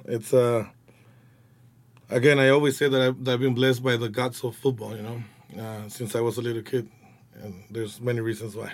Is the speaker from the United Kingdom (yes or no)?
no; Guadalajara, Jalisco, Mexico; English is a second language; also born or lived in United States; now in Los Angeles, United States; I was born in Guadalajara